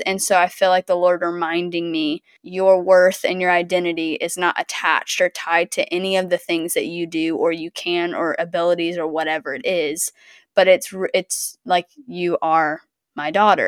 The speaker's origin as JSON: {"language": "English", "region": "the South", "country": "United States", "said": "I'm from the South"}